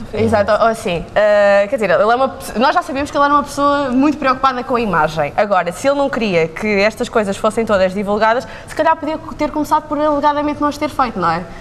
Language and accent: Portuguese; Leiria, Centro, Portugal; now in Lisbon, Portugal; Eu sou de Leiria